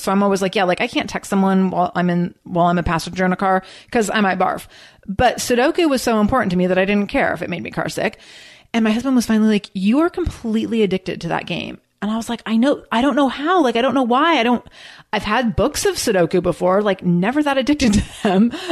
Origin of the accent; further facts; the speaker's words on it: Seattle, Washington, United States; I'm from Seattle.